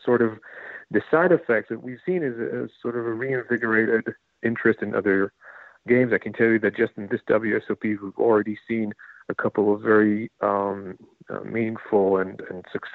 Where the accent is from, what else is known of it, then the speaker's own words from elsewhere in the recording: Israel; moved away as an adult; now in New Jersey, United States; I come from Israel